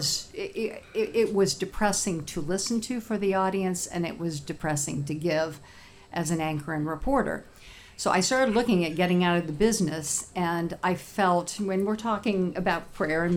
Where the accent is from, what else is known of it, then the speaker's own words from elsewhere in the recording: Indianapolis, Indiana, United States; I'm from Indianapolis